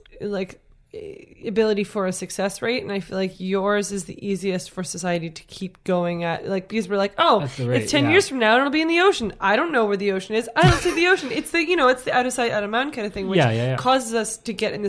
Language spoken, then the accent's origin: English; East Coast, United States; I'm from the East Coast where there are boats.